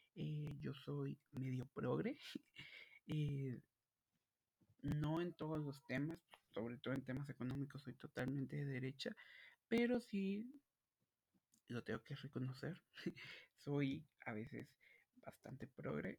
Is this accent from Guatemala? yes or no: yes; Guatemala; yo soy de Guatemala